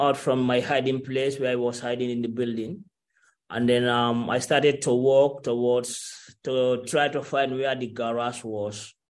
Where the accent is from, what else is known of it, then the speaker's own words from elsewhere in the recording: Gambia; moved away as an adult; also born or lived in Algeria; I'm from Gambia